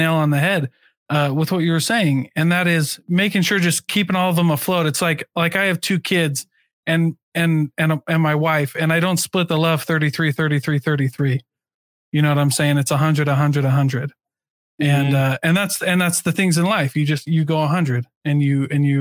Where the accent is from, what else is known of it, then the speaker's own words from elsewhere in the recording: Iowa, United States; I'm from Iowa